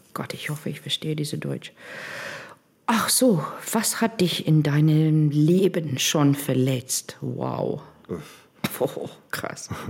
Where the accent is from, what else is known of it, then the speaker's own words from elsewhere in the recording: Cape Town, Western Cape, South Africa; German is a second language; moved away as an adult; now in Bremerhaven, Germany; wir sind beide in, in Kapstadt aufgewachsen